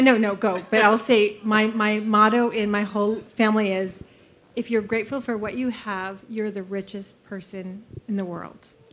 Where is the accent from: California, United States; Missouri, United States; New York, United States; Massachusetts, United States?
California, United States; now in American Fork, United States; I'm from Salt Lake City, but really from California